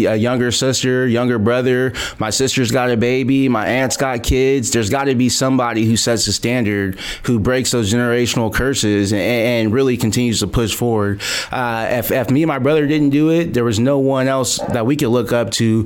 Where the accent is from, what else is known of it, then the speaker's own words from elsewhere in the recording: Modesto, California, United States; I'm born and raised in the Central Valley, born in Modesto, California